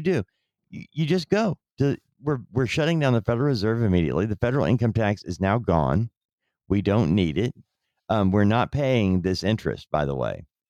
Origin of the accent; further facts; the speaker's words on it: United States; we, as an American people